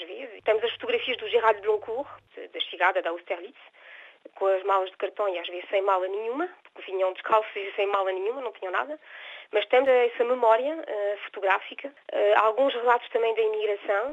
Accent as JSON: {"language": "Portuguese", "country": "France", "tie": "born or raised there", "said": "quando nasci aqui em França"}